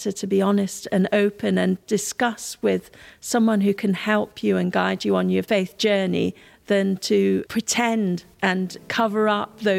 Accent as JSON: {"language": "English", "country": "India", "tie": "born or raised there", "said": "Certainly, growing up in India has given me a, a strong sense of justice and injustice, of poverty and not taking what we have for granted"}